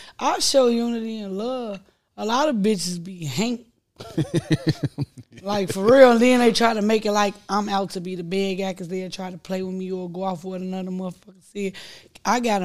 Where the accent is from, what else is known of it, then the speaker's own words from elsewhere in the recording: Chicago, Illinois, United States; I come from the Wells.